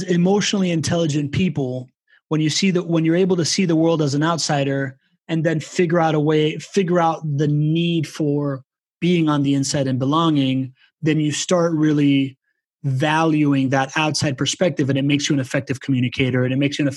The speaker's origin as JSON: {"language": "English", "town": "Miami", "region": "Florida", "country": "United States", "said": "I was from Miami"}